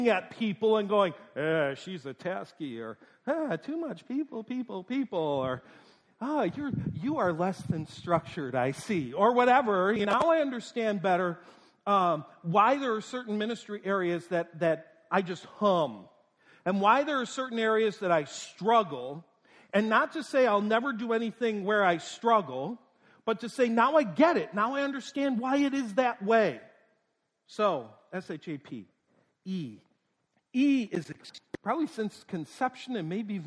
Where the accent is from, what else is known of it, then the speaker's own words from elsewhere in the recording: North Tonawanda, New York, United States; moved away; I was born in Western New York, North Tonawanda, New York, right between Buffalo and Niagara Falls.